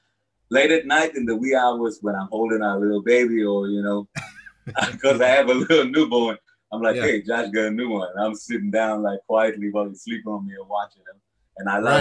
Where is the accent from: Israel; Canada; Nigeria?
Israel; born or raised there